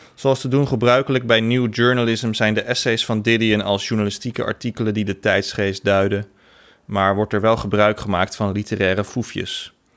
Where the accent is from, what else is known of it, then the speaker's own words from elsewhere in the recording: Laren and Blaricum, North Holland, Netherlands; also born or lived in Amsterdam; mijn jeugd in Laren en Blaricum